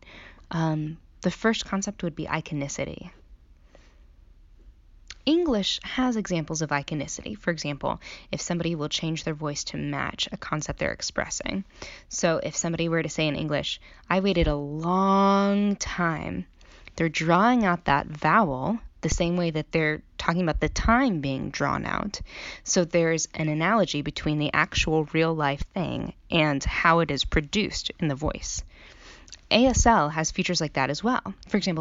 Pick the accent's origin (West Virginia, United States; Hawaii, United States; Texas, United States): Texas, United States; So I grew up in Texas, and I learned American Sign Language there